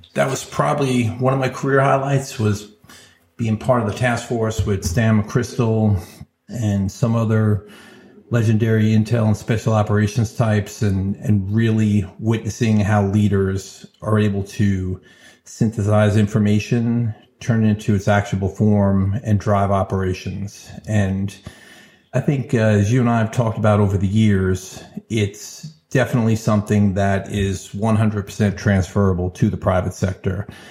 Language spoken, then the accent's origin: English; New York, United States; growing up in New York, being experienced in different cultures